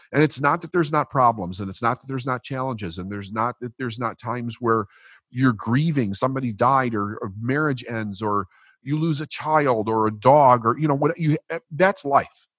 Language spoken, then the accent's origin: English; Chicago, Illinois, United States; I was raised Catholic in Chicago, middle class, working class, broken family